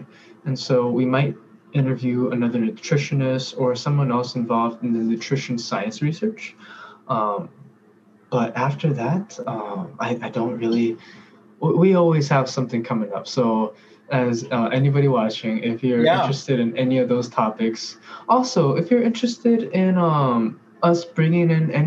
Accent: Alaska, United States; English is a second language; moved away as an adult; also born or lived in Korea; now in Minnesota, United States; I was born in Korea, but I moved to Alaska when I was about 2 years old or so. And so I feel like I very much grew up there

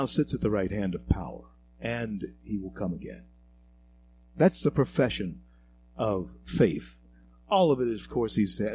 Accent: Shreveport, Louisiana, United States; also born or lived in Colorado; my hometown of Shreveport, Louisiana

